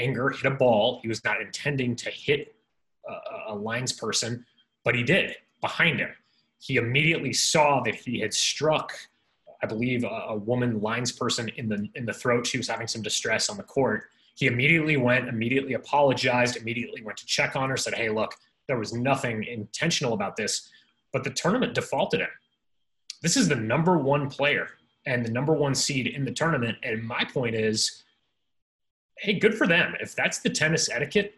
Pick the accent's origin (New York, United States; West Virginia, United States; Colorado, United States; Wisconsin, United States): Colorado, United States; Denver; now in Cincinnati, United States; Colorado's my home state. Denver's my hometown